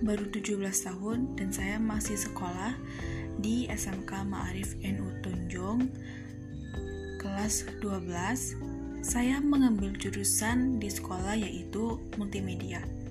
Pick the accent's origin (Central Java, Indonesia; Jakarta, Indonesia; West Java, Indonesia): Central Java, Indonesia; Cempaka village, Bumijawa district, Tegal Regency; asal saya dari Desa Cempaka, Kecamatan Bumi Jawa, Kabupaten Tegal